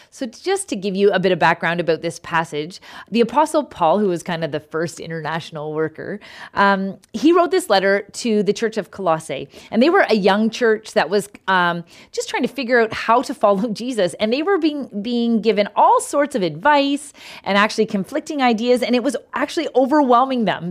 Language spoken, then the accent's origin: English; Canada; I'm Canadian